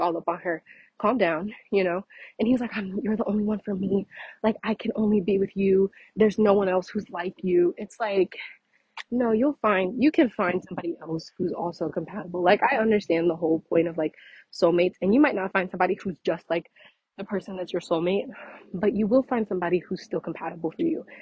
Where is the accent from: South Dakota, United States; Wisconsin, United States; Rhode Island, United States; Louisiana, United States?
Louisiana, United States; I'm from Louisiana